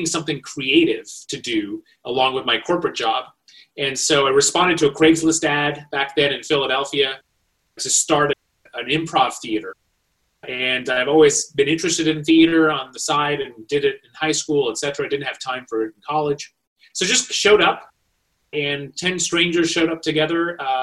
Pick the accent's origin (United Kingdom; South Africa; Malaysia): Malaysia; moved away as an adult; also born or lived in India; now in United States; So I was born in India, raised in Malaysia. I made my way to the United States for college